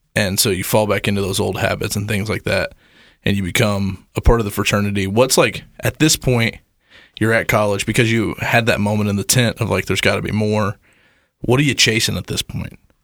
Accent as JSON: {"language": "English", "region": "the Bible Belt", "country": "United States", "tie": "born or raised there", "said": "I grew up kind of in the Bible Belt"}